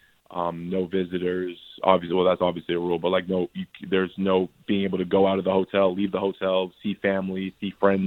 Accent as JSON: {"language": "English", "country": "Canada", "moved": "yes", "lives_now": "United States", "said": "a fellow Canadian"}